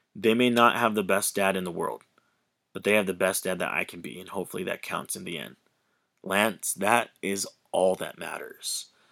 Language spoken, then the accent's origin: English; Hawaii, United States; I grew up in Hawaii, the beautiful islands of Hawaii.